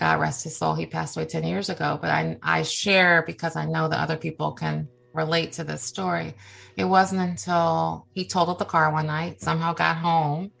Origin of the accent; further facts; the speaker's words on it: Cleveland, Ohio, United States; now in Washington, D.C., United States; I live in the Washington, D.C. area. I was raised in Cleveland, Ohio